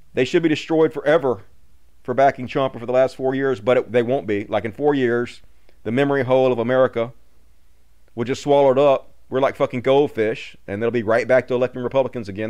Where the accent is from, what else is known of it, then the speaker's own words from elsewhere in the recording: Mississippi, United States; I'm from Mississippi